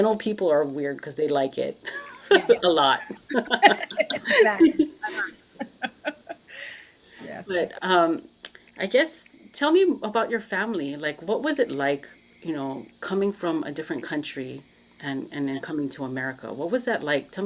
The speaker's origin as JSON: {"language": "English", "region": "Hawaii", "country": "United States", "moved": "yes", "lives_now": "Los Angeles, United States", "said": "I'm from Hawaii"}